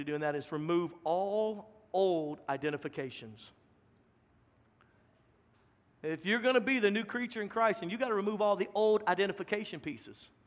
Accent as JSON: {"language": "English", "region": "Louisiana", "country": "United States", "moved": "as an adult", "lives_now": "Texas, United States", "said": "a Texican from Louisiana"}